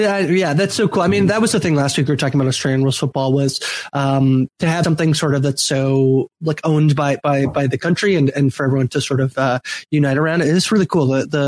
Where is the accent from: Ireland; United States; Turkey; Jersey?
Ireland; Limerick, Munster; I grew up in Limerick. I always have to play for Limerick, or if I move to Wicklow, I can now play for Wicklow.